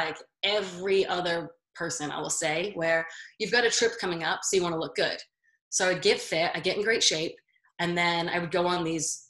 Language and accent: English; Baltimore, Maryland, United States; now in Las Vegas, United States; I'm originally from Baltimore, but I live in Las Vegas now